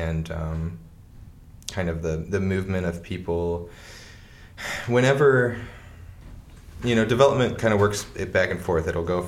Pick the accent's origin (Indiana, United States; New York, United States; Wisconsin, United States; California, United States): Indiana, United States; Portage; Well, I guess technically I was born at the Valpo Hospital because there was no Portage Hospital at the time.